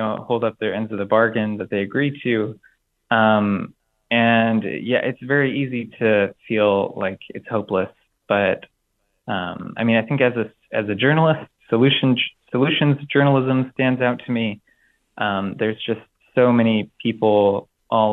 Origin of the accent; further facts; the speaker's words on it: Blue Grass, Iowa, United States; growing up in Iowa and up till now, I've seen the place that I call home change